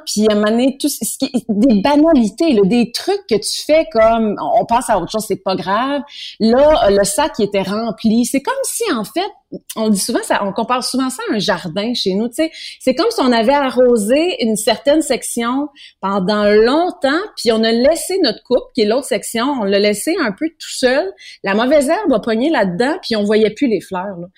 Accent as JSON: {"language": "French", "town": "Granby", "region": "Quebec", "country": "Canada", "said": "on a fait un autre chez nous à Granby"}